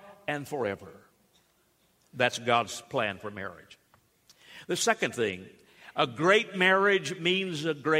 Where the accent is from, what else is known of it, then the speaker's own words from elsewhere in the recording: Alabama, United States; Growing up in Alabama